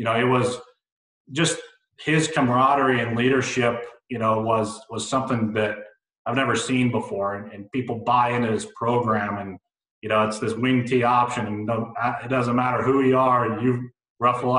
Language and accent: English; Littleton, Colorado, United States; grew up in Littleton, Colorado